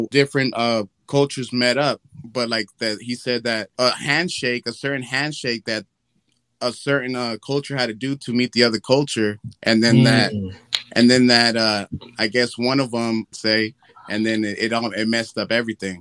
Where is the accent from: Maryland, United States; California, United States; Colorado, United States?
California, United States; first language Spanish; English is a second language; where I'm from, obviously I'm from California, but my mom, she's from Honduras and my pops is from Nicaragua.